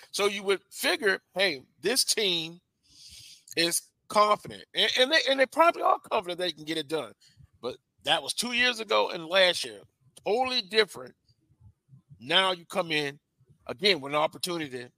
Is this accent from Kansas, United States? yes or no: no; Louisiana, United States; I'm a native of Louisiana